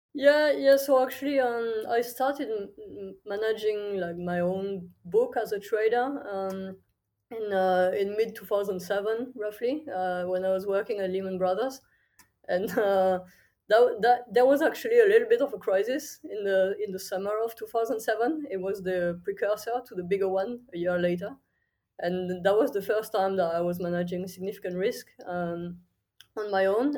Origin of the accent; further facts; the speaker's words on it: countryside near Toulouse, Occitania, France; moved away as an adult; also born or lived in Paris / London / Singapore; I'm from France originally. I grew up in the countryside, really small village in the south near, near Toulouse